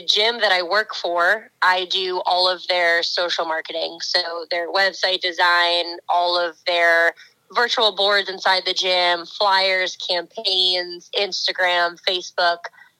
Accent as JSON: {"language": "English", "town": "Northfield", "region": "New Jersey", "country": "United States", "also_born_or_lived": "Jacksonville, North Carolina", "moved": "as an adult", "lives_now": "Tallahassee, United States", "said": "I'm from Atlantic, like by Atlantic City, New Jersey area. I'm from a town called Northfield. So where they held the DECA World Championships, that's actually my backyard."}